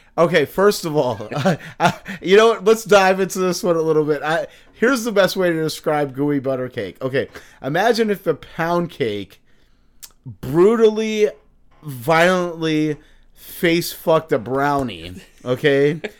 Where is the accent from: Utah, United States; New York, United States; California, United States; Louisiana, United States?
New York, United States; I'm from New York